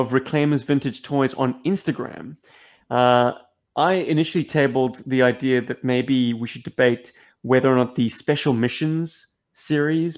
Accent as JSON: {"language": "English", "country": "South Africa", "moved": "yes", "lives_now": "Australia", "said": "I'm a South African"}